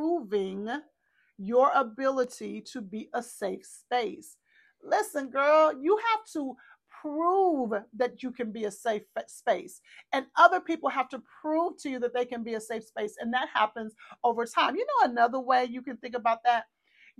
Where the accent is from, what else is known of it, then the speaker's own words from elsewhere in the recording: Texas, United States; we're from Texas